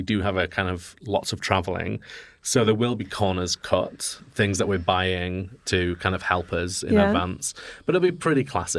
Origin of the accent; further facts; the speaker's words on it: Yorkshire and the Humber, United Kingdom; Yorkshire. We're from Yorkshire.